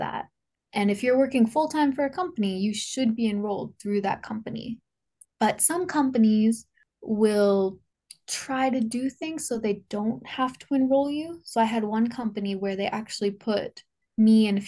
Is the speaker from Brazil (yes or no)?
no; Canada; moved away as an adult; now in Japan; I'm from Canada